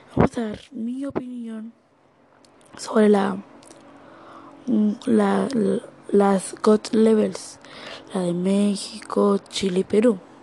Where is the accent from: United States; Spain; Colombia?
Colombia; en mi país, Colombia